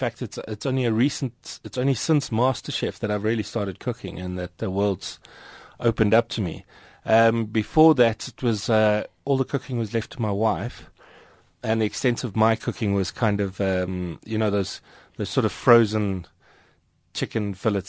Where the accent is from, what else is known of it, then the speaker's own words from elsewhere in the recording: Johannesburg, Gauteng, South Africa; I'm Joburg born and bred. So I've lived here my entire life, mostly around the Randburg area.